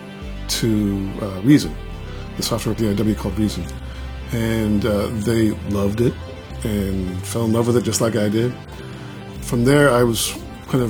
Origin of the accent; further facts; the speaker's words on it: Seattle, Washington, United States; also born or lived in Juneau, Alaska; I was born there in Juneau. I lived there for about 10 years. My folks moved to Seattle when I was about 10. And I've lived there ever since.